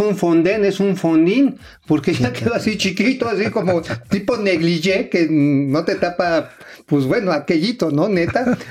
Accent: Tula, Hidalgo, Mexico; la de Tula, de donde soy, este, ahí donde soy oriundo

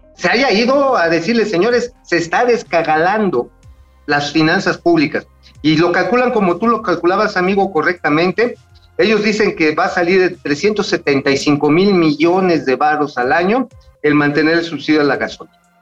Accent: Tula, Hidalgo, Mexico; en Tula, ahí de donde yo soy oriundo

